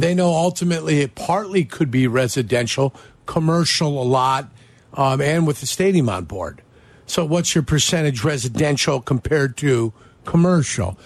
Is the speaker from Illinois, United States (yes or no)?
yes; Calumet City, Illinois, United States; I grew up here, and I grew up in Calumet City